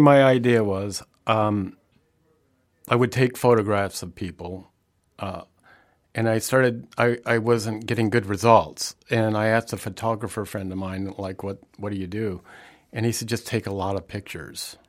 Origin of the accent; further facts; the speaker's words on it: the Midwest, Indiana, United States; I grew up in the Midwest